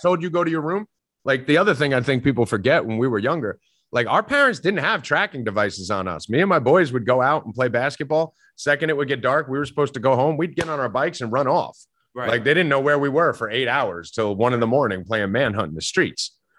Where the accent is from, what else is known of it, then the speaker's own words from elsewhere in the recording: New Jersey, United States; I'm Italian from North Jersey